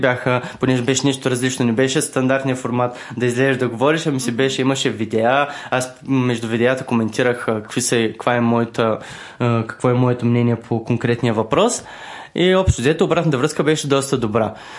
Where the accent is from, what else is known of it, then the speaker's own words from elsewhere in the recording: Varna, Varna Province, Bulgaria; аз съм от Варна също